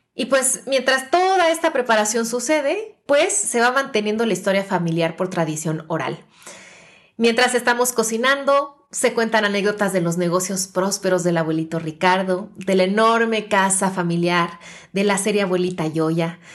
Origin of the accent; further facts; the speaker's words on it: Mexico; representan mi tierrita, representan mi México